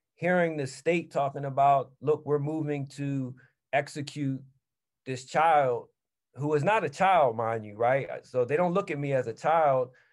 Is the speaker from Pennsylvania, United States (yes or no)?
yes; Philadelphia, Pennsylvania, United States; where I grew up in North Philly